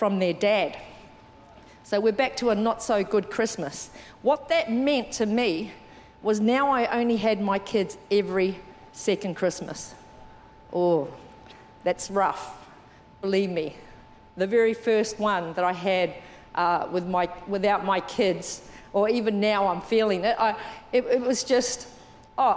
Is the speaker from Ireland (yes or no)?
no; New Zealand; moved away; I'm from New Zealand. I was brought up in New Zealand.